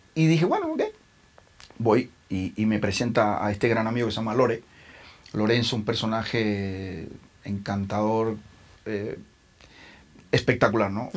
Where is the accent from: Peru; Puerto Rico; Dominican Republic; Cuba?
Cuba; moved away as an adult; also born or lived in Milan, Italy; now in Mexico; soy cubano, pero y por más que crecí en Cuba, bueno, me salí muy joven, me salí a los 22 y me fui a vivir a Italia, a Milán